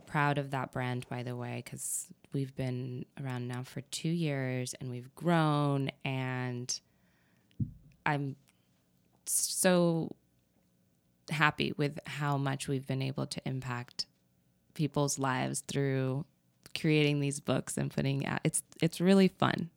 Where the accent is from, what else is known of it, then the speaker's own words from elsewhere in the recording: New Mexico, United States; also born or lived in Texas / Arizona; I was born in New Mexico.